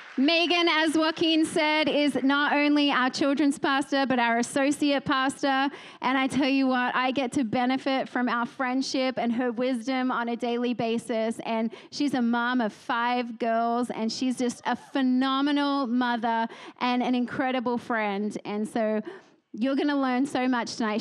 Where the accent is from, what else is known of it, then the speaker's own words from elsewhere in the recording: Australia; now in Texas, United States; I'm Australian first and foremost